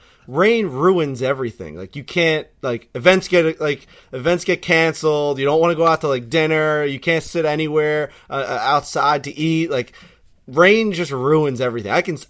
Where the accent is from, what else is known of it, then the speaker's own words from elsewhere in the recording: New York City, New York, United States; I'm a New Yorker through and through, my whole life been here